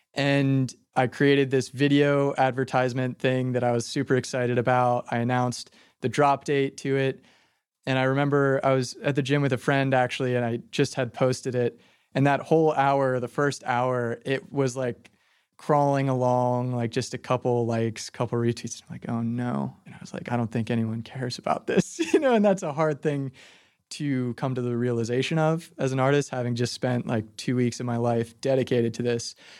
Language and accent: English; Phoenixville, Pennsylvania, United States; moved away as an adult; now in Philadelphia, United States; even in my hometown, Phoenixville